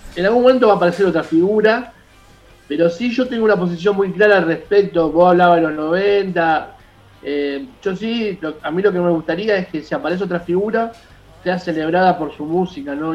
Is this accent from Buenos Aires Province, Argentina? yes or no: yes; Hurlingham, Buenos Aires Province, Argentina; soy de Hurlingham